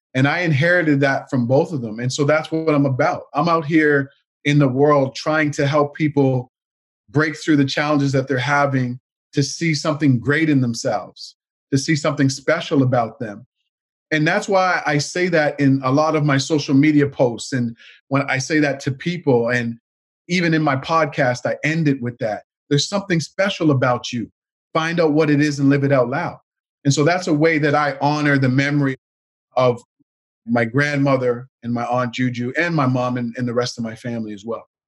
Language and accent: English; Canada; My grandparents immigrated from Jamaica to Canada back in the 1960s. And, um, you know, we grew up here in Canada.